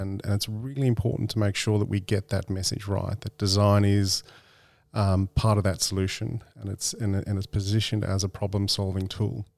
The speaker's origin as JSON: {"language": "English", "country": "Australia", "said": "being an Australian"}